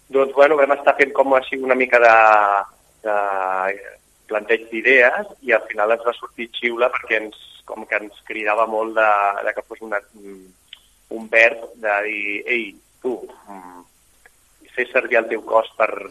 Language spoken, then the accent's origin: Catalan; Barcelona, Catalonia, Spain; els quatre som de Barcelona